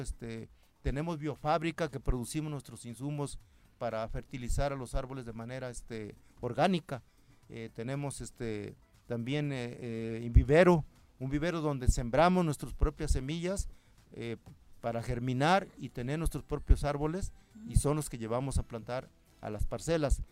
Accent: Mazatepec, Morelos, Mexico; Yo vengo del municipio de Mazatepec, ahí somos cinco grupos, somos 135 sembradores

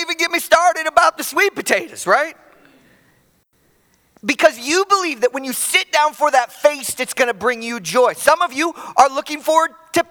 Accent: Chicago, Illinois, United States; moved away; I'm from Chicago originally

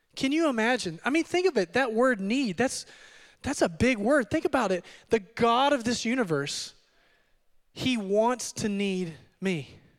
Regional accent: Odessa, Texas, United States; also born or lived in Midland, Texas; I am from the Permian Basin, Permian Basin, and, uh, I was born and raised in Odessa. Uh, my parents moved our family over to Midland when I was in junior high

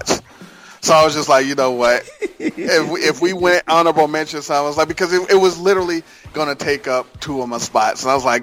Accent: Ohio, United States; moved away; I'm originally from Ohio

